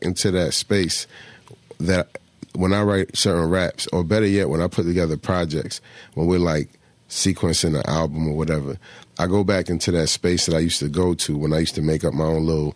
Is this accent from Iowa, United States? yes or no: no; Philadelphia, Pennsylvania, United States; moved away as an adult; also born or lived in Florida; I was born in Philly